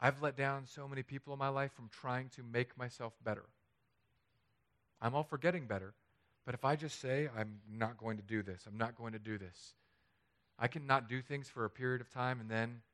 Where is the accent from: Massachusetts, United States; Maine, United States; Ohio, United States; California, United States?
California, United States; moved away; my home state